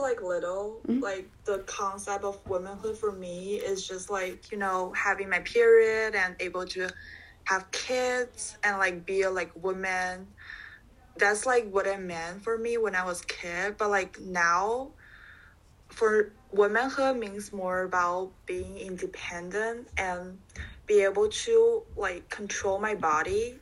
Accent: China; moved away; I'm from China, and I'm currently a junior majoring in marketing at RBS

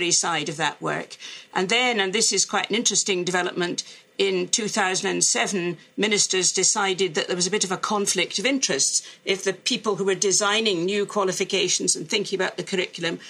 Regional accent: Glasgow, Scotland, United Kingdom; moved away; also born or lived in Oxford; as some people will spot from my speech, I'm Scot. I come from Glasgow in Scotland, where I went to school and university

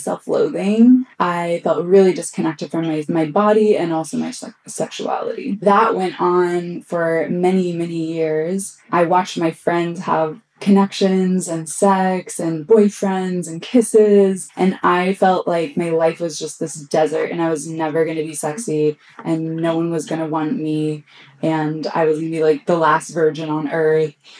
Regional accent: Austin, Texas, United States; I grew up here in Austin

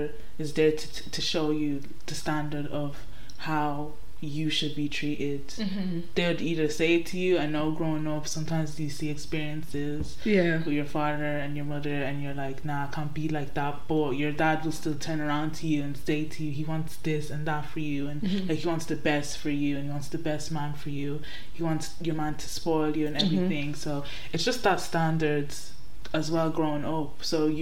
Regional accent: Ireland; accent: Irish; I was born here in Ireland

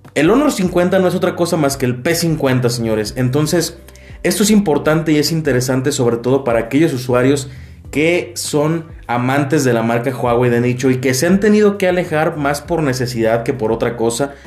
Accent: Mexico; nosotros como mexicanos

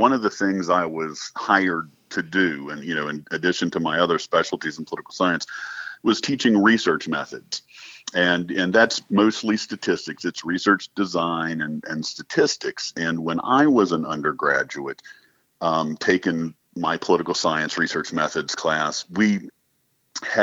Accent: North Carolina, United States; I grew up in North Carolina

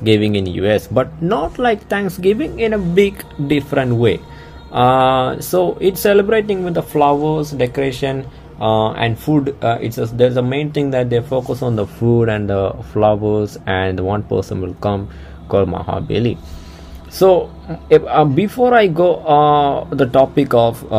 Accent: Kerala, India; first language Malayalam; English is a second language; Kerala belongs to a southern state where the language is Malayalam. So that's my mother tongue. All right, I'm coming from Kerala

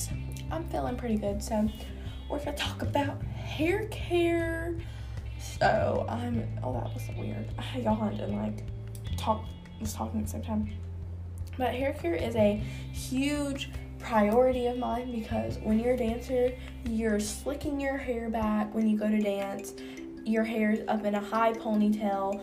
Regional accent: the South, Southern United States, United States; accent: southern country; The only accent I can do is a nice southern country accent because that's where I'm from

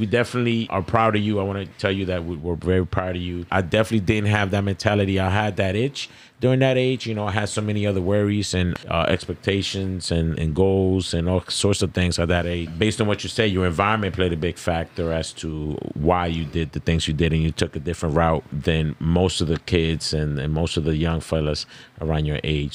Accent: Dominican Republic; I'm Dominican

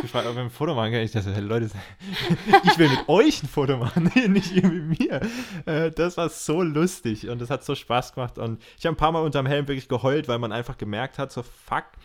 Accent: Germany; Als Deutscher

